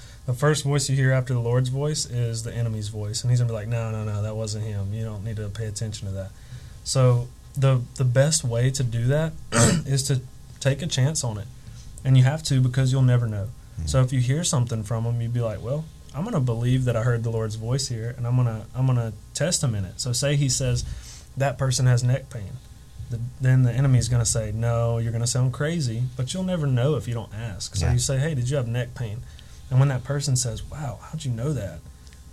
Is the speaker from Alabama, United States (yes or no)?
yes; Alabama, United States; moved away as an adult; also born or lived in North Carolina; we're originally from Alabama